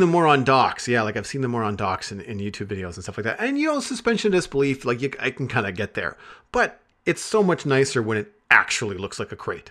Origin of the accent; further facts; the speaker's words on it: Canada; me being Canadian